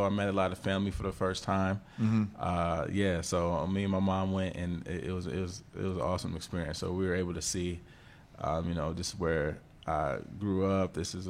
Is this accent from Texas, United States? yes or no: no; Columbus, Ohio, United States; also born or lived in Gainesville, Florida; So both my parents were born there. I was born in Gainesville, Florida, but raised in Columbus, Ohio. So